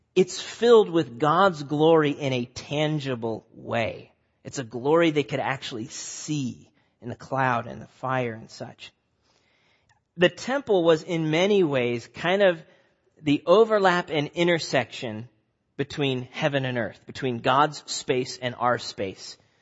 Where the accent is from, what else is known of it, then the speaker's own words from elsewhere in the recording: Nebraska, United States; moved away as an adult; also born or lived in Omaha, Nebraska; now in New England, United States; I grew up in Nebraska